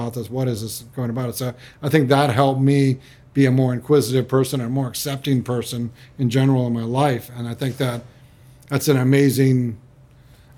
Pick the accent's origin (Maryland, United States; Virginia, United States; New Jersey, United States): Virginia, United States; Charlottesville; moved away as an adult; now in Gold Coast, Australia; I grew up in Virginia in the 70s. And it's Charlottesville, Virginia